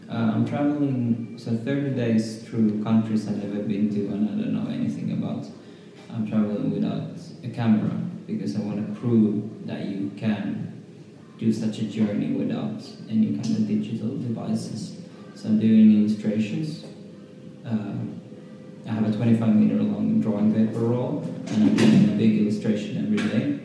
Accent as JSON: {"language": "English", "town": "Helsinki", "region": "Uusimaa", "country": "Finland", "moved": "yes", "lives_now": "Berlin, Germany", "said": "I come from Helsinki. I live in Berlin since a few years."}